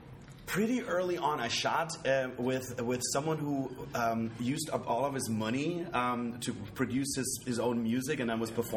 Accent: Germany; now in Los Angeles, United States; That's a German word because originally I'm from Germany.

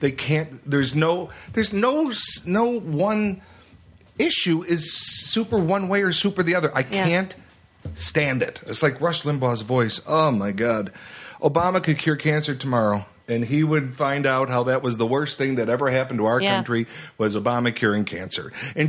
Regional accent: Chicago, Illinois, United States; I am from Chicago.

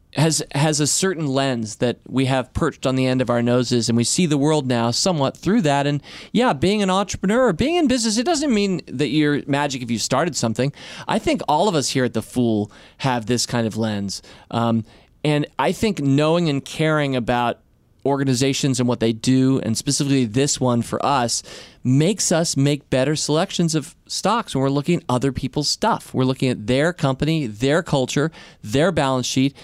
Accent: Washington, District of Columbia, United States; my hometown newspaper that I grew up

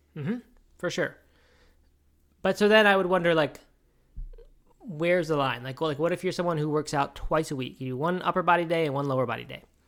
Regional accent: Baltimore, Maryland, United States; When I was a kid, I grew up in Baltimore

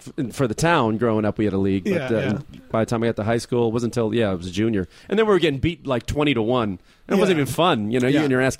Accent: Chicago, Illinois, United States; now in Los Angeles, United States; I grew up in Chicago

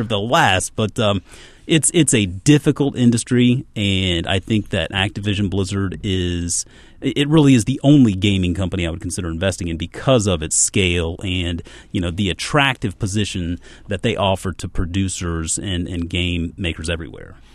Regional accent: Charleston, South Carolina, United States; I grew up in Charleston, South Carolina

